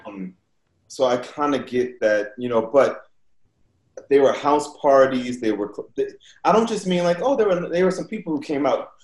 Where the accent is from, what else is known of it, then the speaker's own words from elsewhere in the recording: New Orleans, Louisiana, United States; when I was growing up in New Orleans